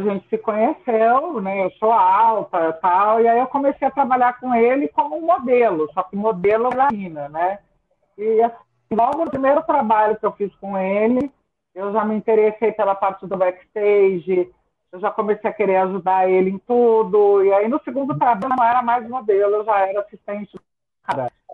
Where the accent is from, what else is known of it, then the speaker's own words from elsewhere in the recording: Ribeirão Preto, São Paulo, Brazil; now in São Paulo, Brazil; eu nasci em Ribeirão Preto, no interior de São Paulo.